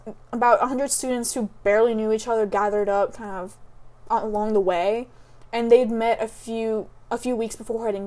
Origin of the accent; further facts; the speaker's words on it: United States; I was born in the United States.